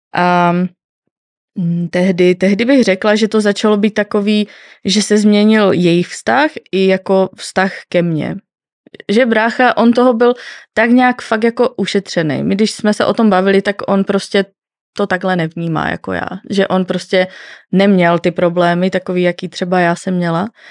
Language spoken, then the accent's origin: Czech; Northern Moravia, Czechia; já pocházím ze Severní Moravy